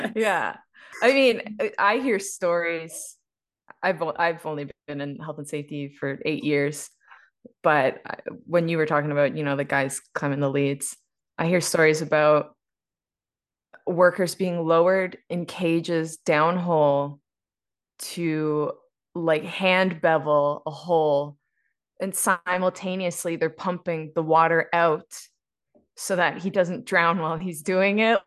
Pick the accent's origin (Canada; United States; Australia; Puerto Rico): Canada; East Coast; now in Calgary, Canada; I was raised on the East Coast, um, specifically in a coal mining town and fishing, fishing town